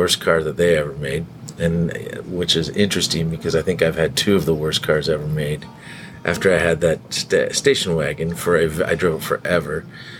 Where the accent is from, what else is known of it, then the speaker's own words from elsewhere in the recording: Northeastern Ohio, United States; moved away as an adult; also born or lived in New York City; now in Cincinnati, United States; I'm from Northeastern Ohio. I grew up there. My dad lived in New York City, so I spent a lot of time in New York City growing up in a small town, so kind of big town, little town, which I think is why I ended up in Cincinnati.